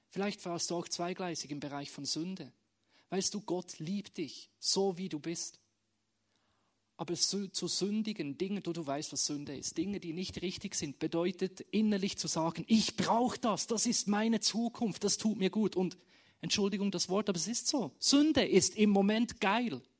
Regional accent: Bern, Switzerland; now in Schaffhausen, Switzerland; Es hat für mich bedeutet, meine Heimat loszulassen, aus Bern, und jeder weiß, im Himmel wird Berndeutsch gesprochen, wegzuziehen auf Schaffhausen, was auch wunderschön ist und gut ist, aber nicht meine Heimat ist.

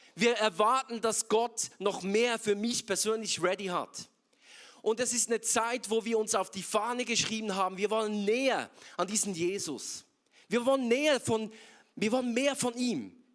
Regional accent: Bern, Switzerland; moved away as an adult; now in Zurich, Switzerland; Ich bin ursprünglich aus Bern und äh, schon länger jetzt in Zürich, seit sieben Jahren

